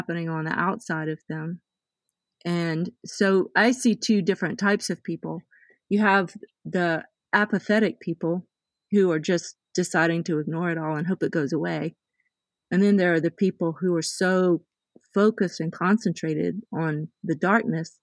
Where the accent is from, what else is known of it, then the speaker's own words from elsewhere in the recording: the South, United States; I was raised very conservatively. I came from the South.